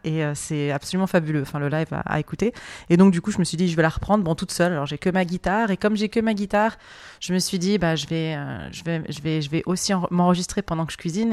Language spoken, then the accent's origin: French; France; je suis française